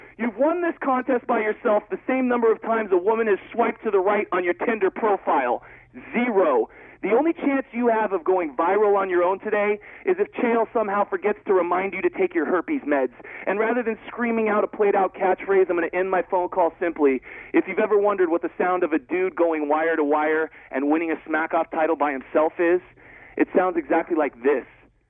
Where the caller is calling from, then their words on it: Corona, California, United States; I go, Corona?